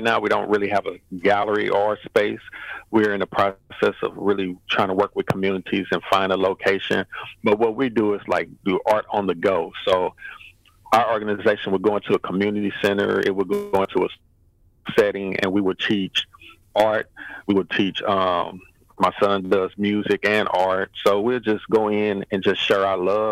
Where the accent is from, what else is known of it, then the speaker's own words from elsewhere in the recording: St. Louis, Missouri, United States; I'm born and raised in St. Louis, Missouri, down in Jeff Vanderloo Apartments